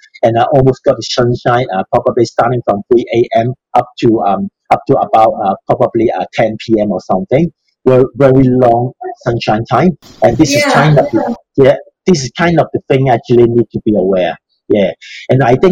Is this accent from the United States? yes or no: no; Hong Kong; moved away as an adult; also born or lived in Australia; now in Lichfield, United Kingdom; in my home country in Hong Kong